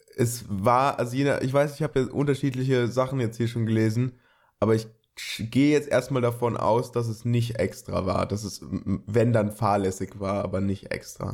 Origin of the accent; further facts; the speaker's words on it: Germany; bei uns in Deutschland